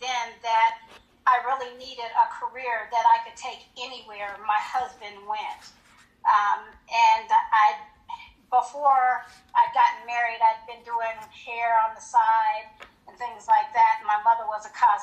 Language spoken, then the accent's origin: English; Colorado Springs, Colorado, United States; moved away as an adult; also born or lived in Hinesville, Georgia; I was from Colorado Springs, and I married military